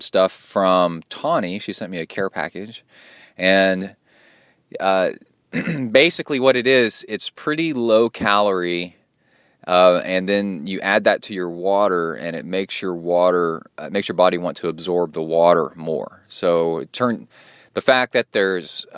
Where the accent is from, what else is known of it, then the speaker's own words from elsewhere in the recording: The Woodlands, Texas, United States; I grew up in the Woodlands